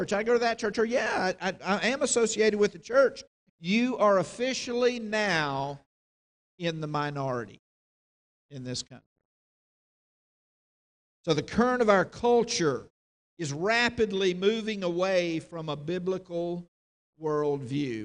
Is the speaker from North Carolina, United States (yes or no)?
yes; North Carolina, United States; moved away; my home state